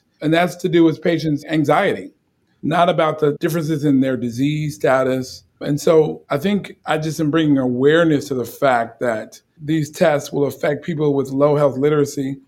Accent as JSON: {"language": "English", "town": "Chicago", "region": "Illinois", "country": "United States", "said": "I'm from the South Side of Chicago."}